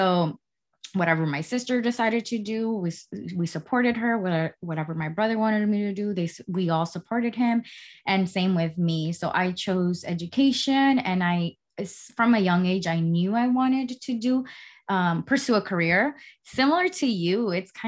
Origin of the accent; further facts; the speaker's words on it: Oaxaca, Mexico; moved away; I was raised in Oaxaca, Mexico, with my family and my siblings.